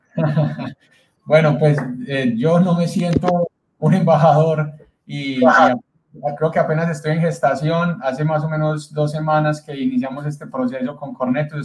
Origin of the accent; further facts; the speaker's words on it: Colombia; aquí en mi país, Colombia